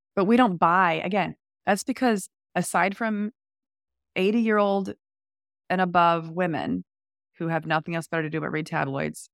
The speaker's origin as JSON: {"language": "English", "country": "United States", "said": "as an American"}